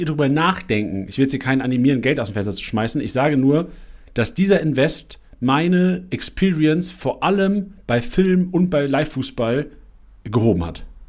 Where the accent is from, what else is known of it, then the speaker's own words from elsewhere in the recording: Lüneburg, Lower Saxony, Germany; now in Mainz, Germany; Ich bin in Lüneburg groß geworden, im Norden